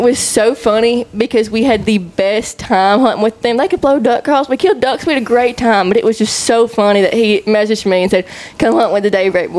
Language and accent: English; Piggott, Arkansas, United States; I'm from Piggott originally.